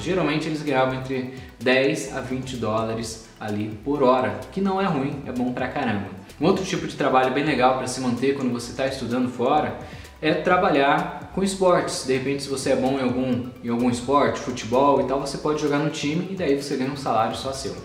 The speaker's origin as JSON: {"language": "Portuguese", "country": "Brazil", "also_born_or_lived": "United States", "moved": "as an adult", "said": "a primeira faculdade que eu fui fazer minha engenharia mecatrônica quando eu saí do Brasil"}